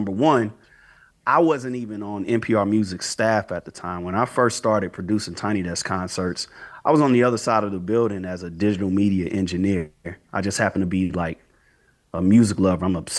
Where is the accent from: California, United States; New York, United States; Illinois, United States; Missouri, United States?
Missouri, United States; St. Louis; When I say we, you and I, we were so lucky to grow up in St. Louis because we're right in the middle.